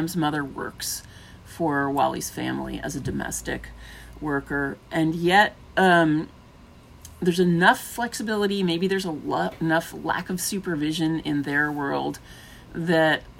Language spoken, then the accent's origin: English; New York City, New York, United States; I grew up in Brooklyn